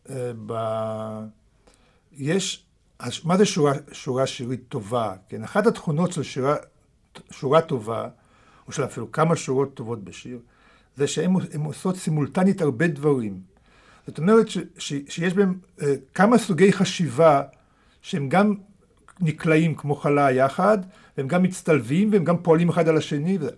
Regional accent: Israel; first language Russian; Hebrew is a second language; also born or lived in Moscow, Russia / Germany; אני הגעתי לארץ בגיל שמונה.

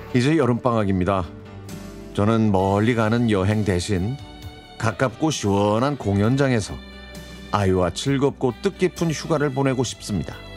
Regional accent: Anyang, Gyeonggi Province, South Korea; 저는 경기도 안양시에서 학창 시절을 보냈습니다

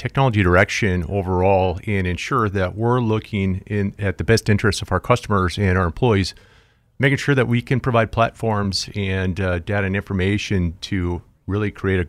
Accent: Jamestown, North Dakota, United States; now in Fargo, United States; Originally from Jamestown, North Dakota, but I live right here in Fargo, North Dakota.

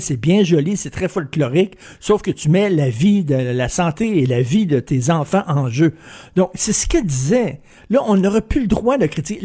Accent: Quebec, Canada; je suis québécois

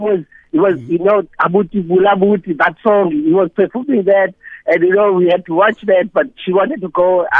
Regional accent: Mount Fletcher, Eastern Cape, South Africa; So they came to perform in Mount Fletcher, where I grew up in Kakazana in 59 High School.

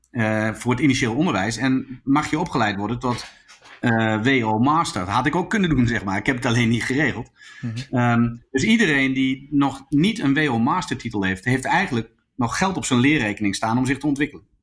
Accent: Zwolle, Overijssel, Netherlands; also born or lived in Groningen; Zwolle, waar ik vandaan kwam

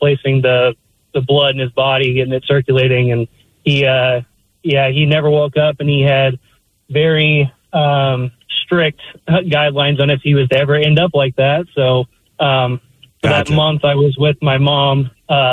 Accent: Oregon, United States; moved away as an adult; also born or lived in Seattle; I was born and raised in Oregon

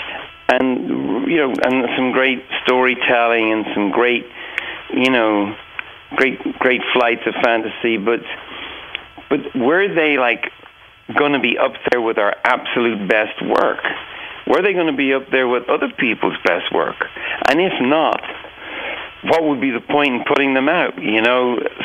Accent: Dublin, Leinster, Ireland; I'm still friends with a lot of the people I grew up with on Cedarwood Road.

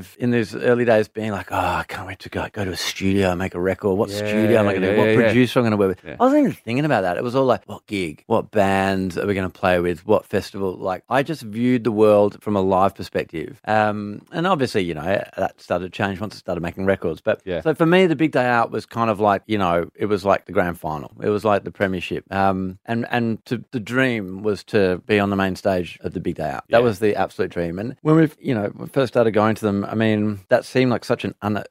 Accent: Perth, Western Australia, Australia

